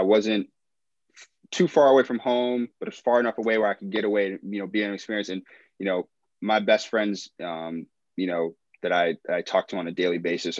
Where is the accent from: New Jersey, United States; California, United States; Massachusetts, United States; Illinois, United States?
Massachusetts, United States; Springfield; also born or lived in Staten Island, New York; So I was born in Springfield. Stayed there, you know, up until I was about 11.